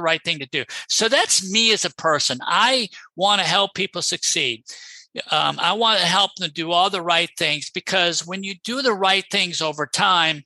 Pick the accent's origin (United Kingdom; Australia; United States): United States; Rochester; moved away as an adult; also born or lived in Boston / New Orleans; I'm originally from Rochester